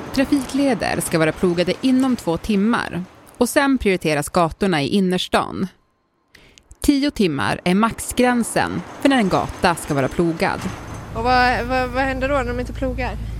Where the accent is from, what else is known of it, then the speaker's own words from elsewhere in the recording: Norrbotten County, Sweden; jag är ju från Norrbotten där det snöar väldigt mycket